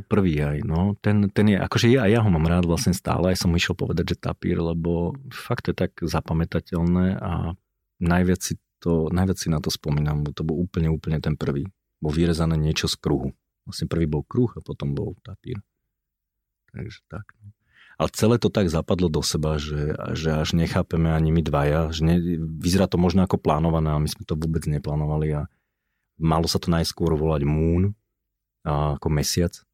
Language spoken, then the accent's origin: Slovak; Bratislava, Bratislava Region, Slovakia; rodený som Bratislavčan, ale som z Vajnor